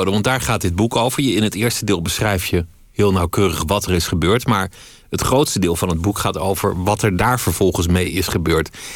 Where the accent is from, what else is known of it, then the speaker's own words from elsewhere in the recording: Paris, Île-de-France, France; born there; Maar wat ik in de inleiding zei, geboren in Parijs, Fransman van geboorte.